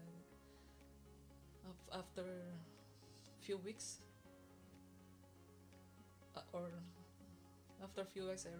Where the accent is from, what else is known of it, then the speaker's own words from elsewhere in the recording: Philippines; moved away as an adult; also born or lived in Hong Kong; now in Canada; I'm from the Philippines